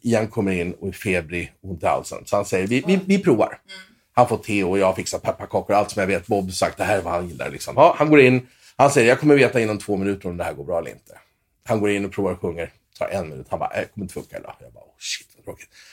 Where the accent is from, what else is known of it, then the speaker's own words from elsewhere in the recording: Åkersberga, Stockholm County, Sweden; moved away as an adult; also born or lived in Los Angeles; jag är uppväxt i lilla Åkersberga, tre mil norr om Stockholm